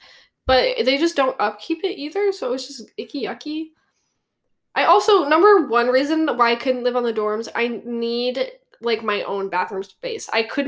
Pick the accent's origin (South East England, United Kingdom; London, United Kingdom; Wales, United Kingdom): Wales, United Kingdom; I'm from Wales.